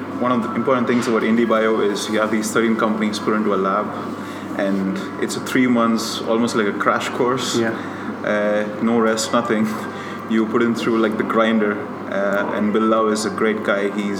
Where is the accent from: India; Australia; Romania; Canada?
India; now in Ireland; We are from India.